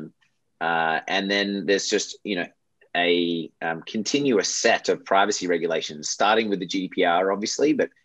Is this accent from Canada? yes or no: no; Australia; moved away as an adult; also born or lived in Michigan, United States / Europe / Japan / San Francisco, United States; I grew up in Australia, as you probably figured out by this point, moved to the US, after school